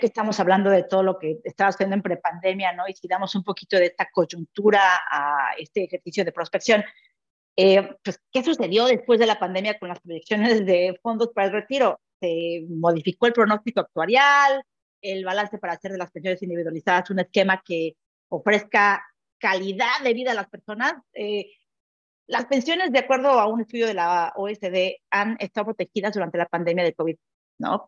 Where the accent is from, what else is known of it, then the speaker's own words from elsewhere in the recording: Mexico; now in Barcelona, Spain; soy mexicana